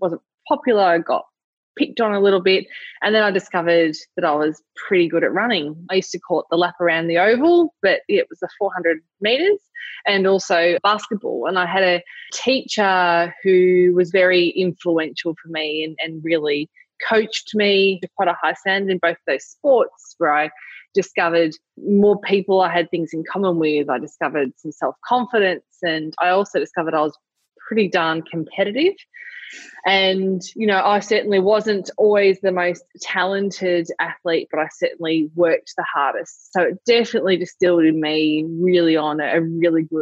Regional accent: Lilydale, Victoria, Australia; also born or lived in Warburton; I was born in Lilydale, which is outer eastern suburbs of Melbourne, yeah, about 40 k's out of the CBD. Pretty standard childhood.

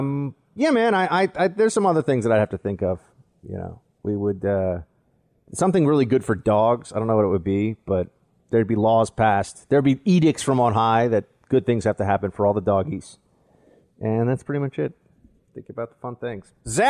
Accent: Manhattan, New York, United States; don't have a New York accent. They're like, you're not really from New York. And I'm like, well, I'm from Manhattan.

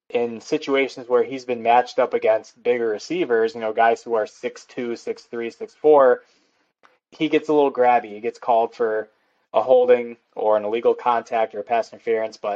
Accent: Chicago, Illinois, United States; I'm from Chicago, Chicagoland area.

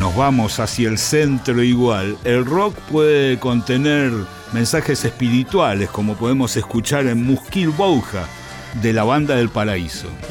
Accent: Argentina

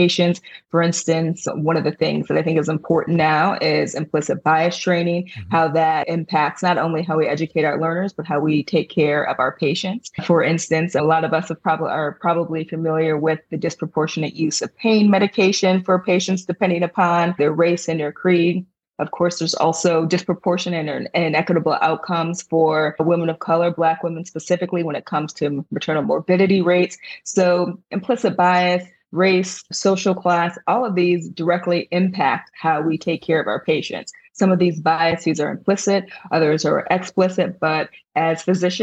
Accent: Ann Arbor, Michigan, United States; I was born and raised in Ann Arbor, Michigan

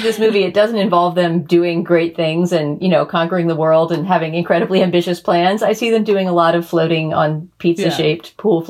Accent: Texas, United States; partly because I'm Texan

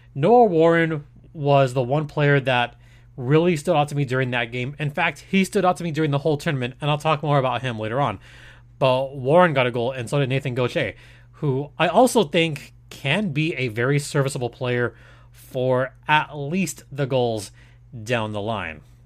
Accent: Mexico; I'm from Mexico. My family's from Michoacan.

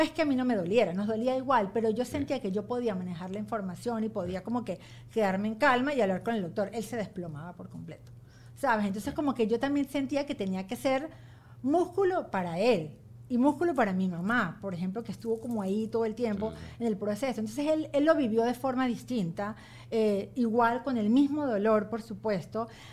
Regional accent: Venezuela; moved away as an adult; also born or lived in Ohio, United States; now in United States; yo jamás me voy a ir de Venezuela, yo voy y vengo porque yo de Venezuela no me voy nunca

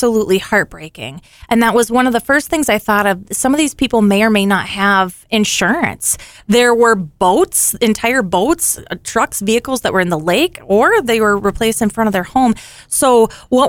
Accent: Alexandria, Minnesota, United States; this is my hometown

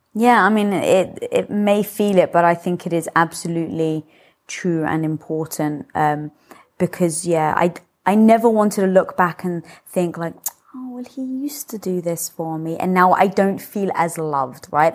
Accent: United Kingdom; moved away; being British

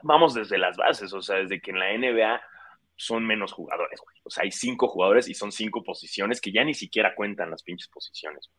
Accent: Mexico

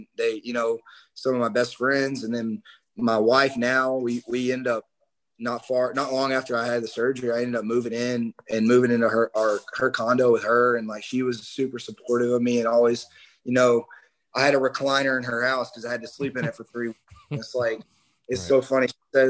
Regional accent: South Carolina, United States; Like, I'm from South Carolina. I like South Carolina, not Clemson.

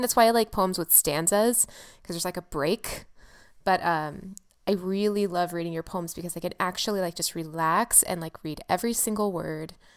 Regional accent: California, United States; also born or lived in San Francisco / Los Angeles; I'm from California, I'm from San Francisco and LA.

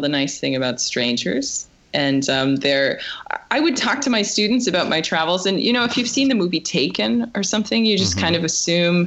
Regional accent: Loveland, Colorado, United States; now in Hungary; I grew up in Northern Colorado

